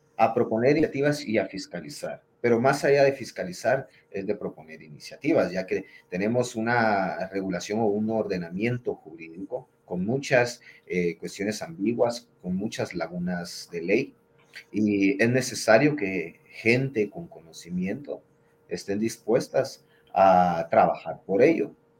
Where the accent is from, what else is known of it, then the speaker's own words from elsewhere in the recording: Guatemala; Yo me considero un guatemalteco